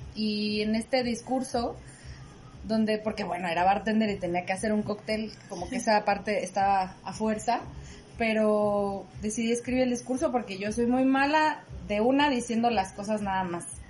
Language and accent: Spanish; Morelia, Michoacán, Mexico; moved away as an adult; also born or lived in Mexico City; fui actriz y bailarina aquí en Morelia y me fui a estudiar a Ciudad de México y ahora regreso a Morelia para estar con mi familia